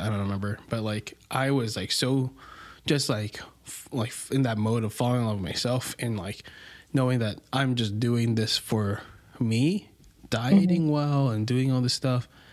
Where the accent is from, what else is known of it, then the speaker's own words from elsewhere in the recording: Philippines; I'm Filipino.